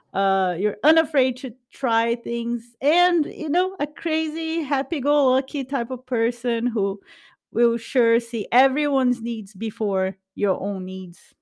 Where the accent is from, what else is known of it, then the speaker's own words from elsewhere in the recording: Brazil; English is a second language; moved away; we are both from Brazil